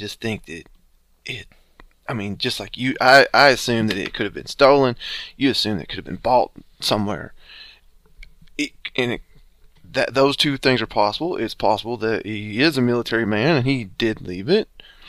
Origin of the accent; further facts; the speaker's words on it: United States; I'm American.